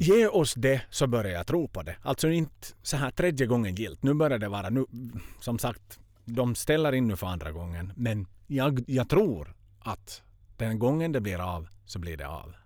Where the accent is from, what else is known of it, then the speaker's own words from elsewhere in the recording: Finland; moved away; jag har inte varit hemma i Finland på över ett år